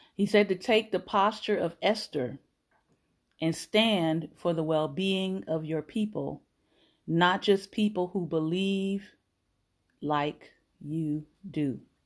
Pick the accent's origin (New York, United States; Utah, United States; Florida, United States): Florida, United States; I am Florida born. I grew up in Florida